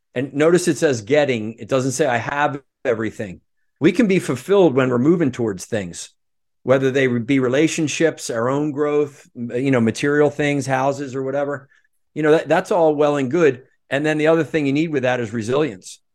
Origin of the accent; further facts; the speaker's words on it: Norristown, Pennsylvania, United States; moved away as an adult; also born or lived in Aspen, Colorado; I grew up outside of Philadelphia in a town called Norristown, right near King of Prussia Valley Forge